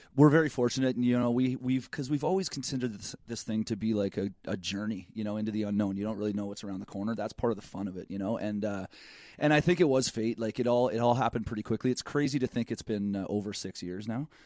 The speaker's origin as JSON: {"language": "English", "country": "Canada", "said": "I'm Canadian."}